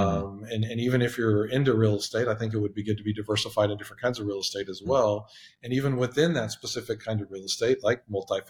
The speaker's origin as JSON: {"language": "English", "region": "Texas", "country": "United States", "tie": "born or raised there", "said": "I'm born and raised in Texas"}